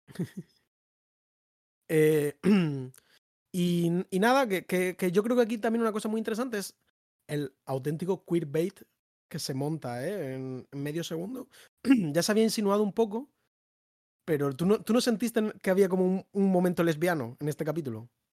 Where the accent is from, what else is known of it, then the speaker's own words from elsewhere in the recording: Madrid, Community of Madrid, Spain; somos madrileños